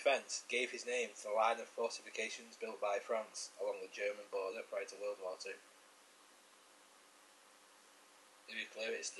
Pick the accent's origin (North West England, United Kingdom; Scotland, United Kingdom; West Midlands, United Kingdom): North West England, United Kingdom; St Helens; my hometown St Helens